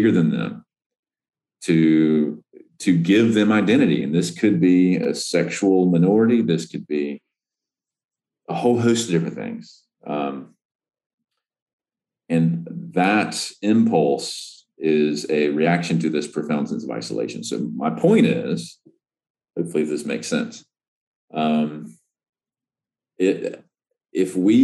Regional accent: the South, United States; as a recovering Southerner

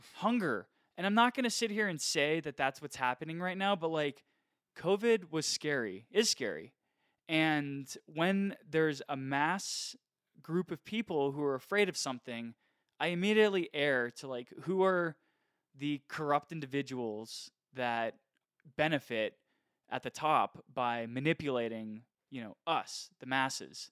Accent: United States; I, as an American

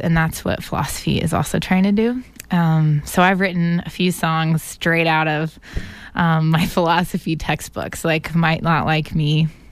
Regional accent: Atlanta, Georgia, United States; moved away as an adult; now in Boston, United States; I grew up in Atlanta, Georgia, and then came here three and a half years ago for college.

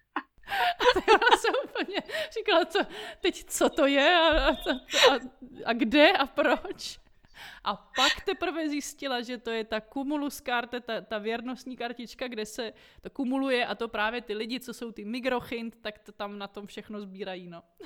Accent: Brno, South Moravian Region, Czechia; moved away as an adult; also born or lived in Prague; now in Switzerland; já teda jsem z Brna původem, ale studovala jsem v Praze

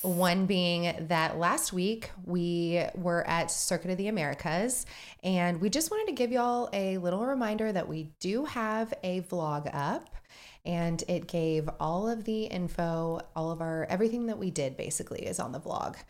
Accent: Texas, United States; We are from Texas

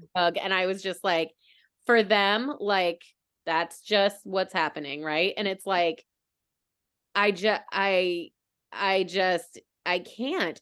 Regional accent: United States; being an American

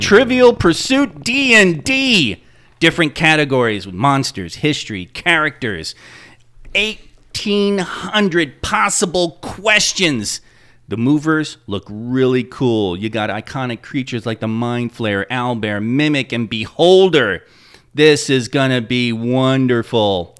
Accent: Patchogue, New York, United States; moved away; visiting my hometown the one time I did in the '80s after we had moved

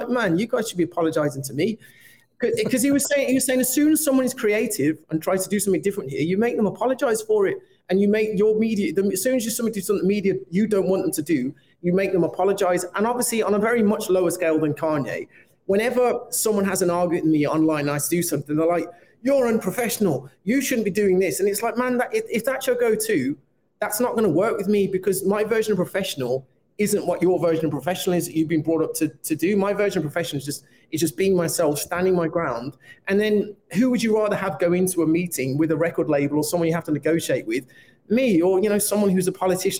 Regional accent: Birmingham, West Midlands, United Kingdom; I'm from Birmingham

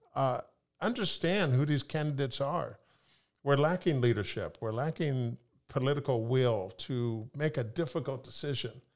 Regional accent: Sacramento, California, United States; moved away as an adult; also born or lived in Pullman, Washington / Italy; now in Seattle, United States; I grew up in Sacramento, California

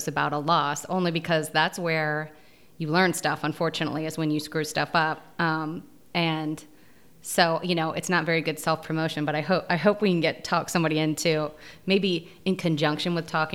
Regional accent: Tennessee, United States; moved away; also born or lived in Georgia; I'm originally from Tennessee

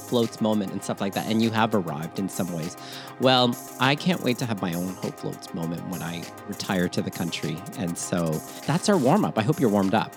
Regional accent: Toronto, Ontario, Canada; also born or lived in Manila, Philippines; born in Manila, Philippines, raised in Toronto, Canada

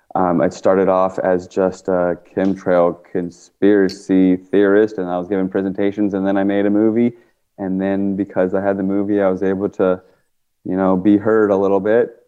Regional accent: Washington, District of Columbia, United States; moved away; I grew up in uh, Washington, D.C. area. I'm not from Oregon

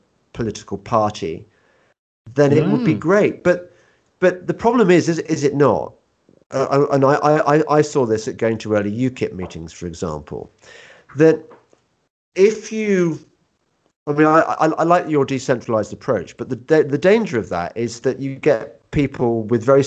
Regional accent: England, United Kingdom; we are English after all

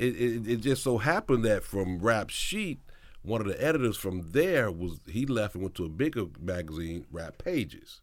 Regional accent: Mississippi, United States; I'm from Mississippi, I'm from the South

